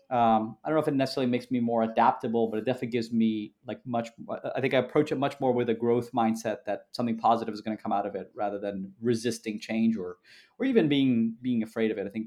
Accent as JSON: {"language": "English", "country": "Canada", "tie": "born there", "also_born_or_lived": "Peru / Brazil / United States", "said": "you know I was born in Canada, lived in Canada, Peru, you know Brazil, obviously a bunch of times, always in in Brasilia, the capital um, in the in the U.S."}